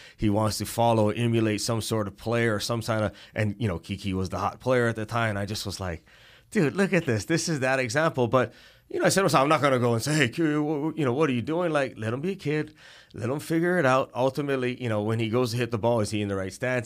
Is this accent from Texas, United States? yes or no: no; Hawaii, United States; growing up in Hawaii